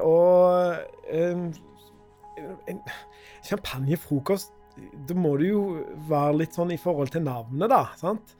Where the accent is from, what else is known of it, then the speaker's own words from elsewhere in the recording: Skudeneshavn, Rogaland, Norway; moved away; rett nord for Skudeneshavn, der jeg er fra